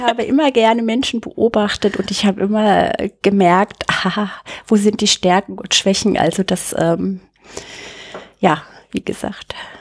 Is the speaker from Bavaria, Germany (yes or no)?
yes; Bad Neustadt an der Saale, Bavaria, Germany; moved away as an adult; also born or lived in Munich; in Bad Neustadt aufgewachsen. Das ist bayerische Rhön. Mhm. Das hört man auch so ein bisschen an meinem R.